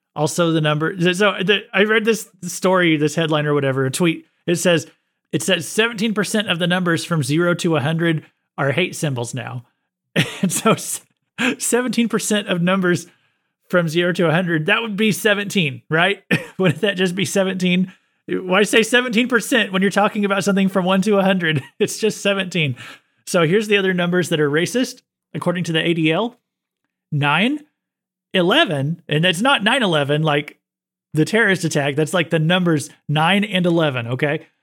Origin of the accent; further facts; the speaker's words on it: United States; I'm an American